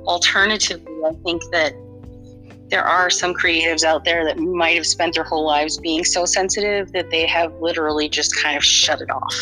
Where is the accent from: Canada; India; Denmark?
Canada; Being Canadian